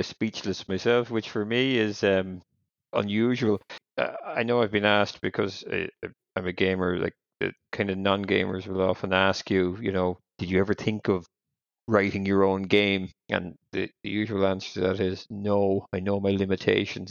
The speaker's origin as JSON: {"language": "English", "country": "Ireland", "said": "I'm Irish"}